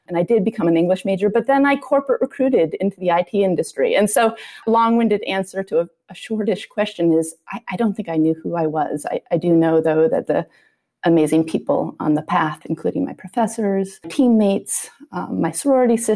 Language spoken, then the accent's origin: English; Vermont, United States; moved away as an adult; also born or lived in New Hampshire; I grew up in Vermont